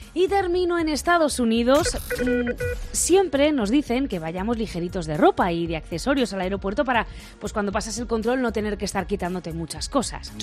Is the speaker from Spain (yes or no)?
yes; Garcinarro, Castilla-La Mancha, Spain